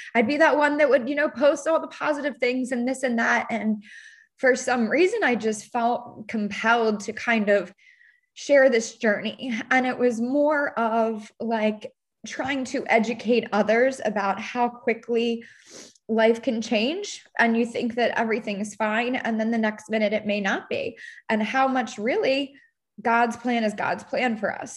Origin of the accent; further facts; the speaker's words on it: Baltimore, Maryland, United States; moved away as an adult; now in Charleston, United States; I'm from Baltimore, Maryland, living in the suburbs of Baltimore. Went to a college there